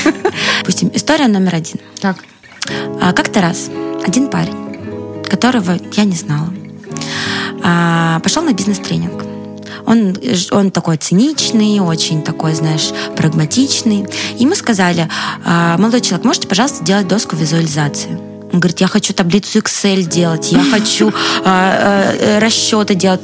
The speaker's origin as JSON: {"language": "Russian", "country": "Russia", "said": "а я из России"}